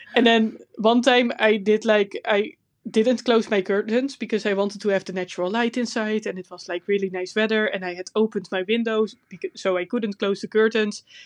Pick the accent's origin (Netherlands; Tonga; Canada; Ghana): Netherlands; accent: Dutch; English is a second language; my Dutch accent is terrible.